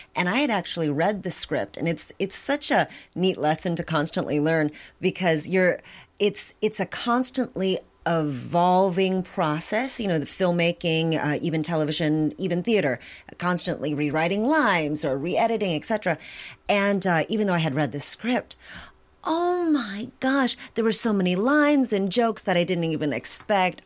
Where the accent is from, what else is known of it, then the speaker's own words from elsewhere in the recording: Milwaukee, Wisconsin, United States; I grew up in Milwaukee